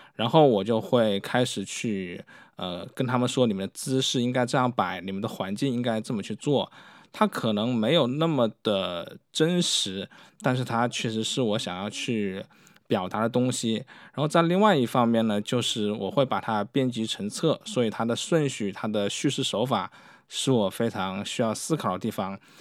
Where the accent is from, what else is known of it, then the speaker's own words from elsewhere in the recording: China; 特别是对于我们中国人